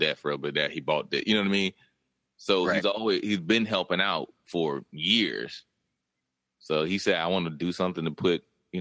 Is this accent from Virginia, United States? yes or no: yes; Virginia, United States; moved away; I'm from Virginia